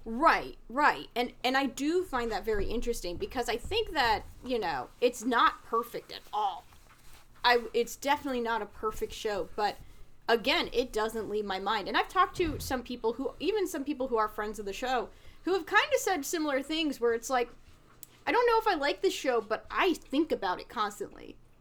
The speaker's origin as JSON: {"language": "English", "region": "New Jersey", "country": "United States", "tie": "born or raised there", "said": "somebody who grew up in the area because I come from North Jersey"}